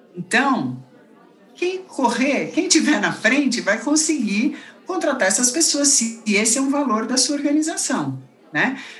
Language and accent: Portuguese; Brazil; Na verdade, eu sou brasileira, mas meus pais, minha família toda é belga